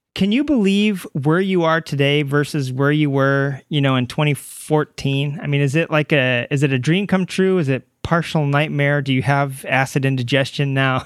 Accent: Ramona, California, United States; also born or lived in Arkansas; I moved here from Arkansas when I was a little kid, and I moved to Ramona

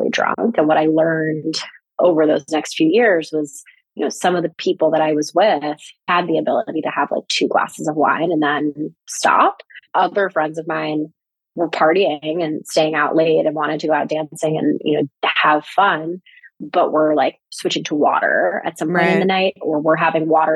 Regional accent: New York, United States; now in Los Angeles, United States; I'm originally from New York

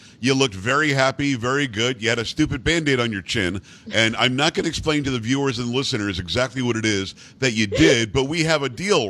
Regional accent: Wales, United Kingdom; I'm from Wales.

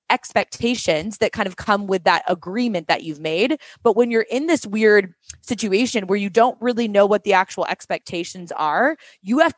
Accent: Seattle, Washington, United States; moved away as an adult; also born or lived in New York City; we both grew up there

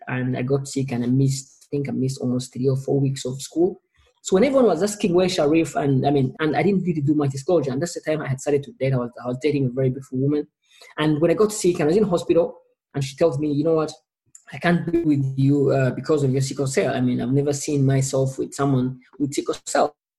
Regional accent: Kampala, Central Region, Uganda; I was born in Kampala, Uganda, a small East African country.

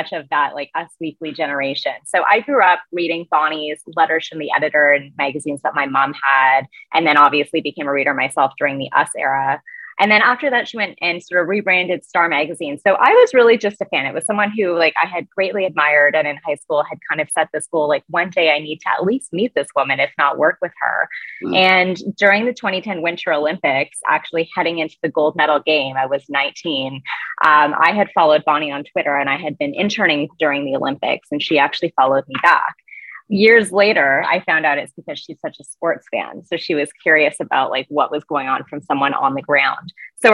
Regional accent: Canada; also born or lived in United States; as a Canadian

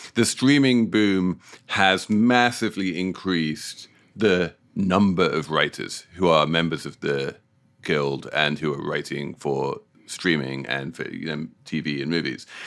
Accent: United Kingdom; moved away; as a Brit

